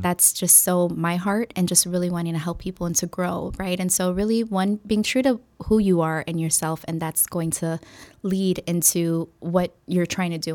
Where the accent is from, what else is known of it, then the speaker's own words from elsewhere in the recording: Chicago, Illinois, United States; first language English; growing up in Humboldt Park and, um, having the majority of my father's family here, um, in Chicago